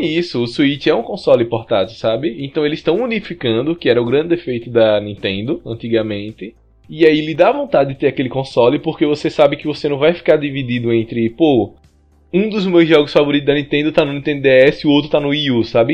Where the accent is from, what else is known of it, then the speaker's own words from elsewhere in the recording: Brazil; a gente é brasileiro